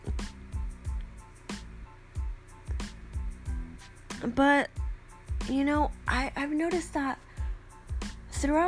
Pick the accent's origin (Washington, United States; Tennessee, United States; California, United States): California, United States; grew up in California